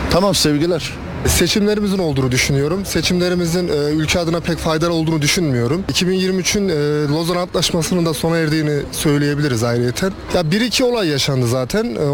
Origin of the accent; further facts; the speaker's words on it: Batman, Batman Province, Turkey; Deprem bizi kötü etkiledi. Ben de Batmanlıyım. Batman'da biz de kötü yakalandık yani üzüldük.